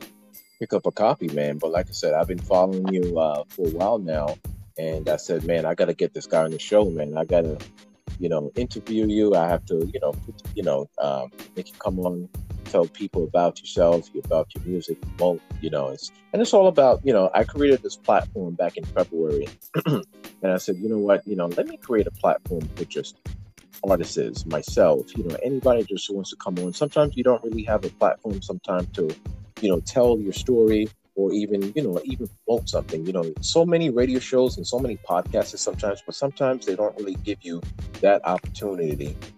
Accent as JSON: {"language": "English", "town": "Newark", "region": "New Jersey", "country": "United States", "said": "I'm actually from Newark, New Jersey."}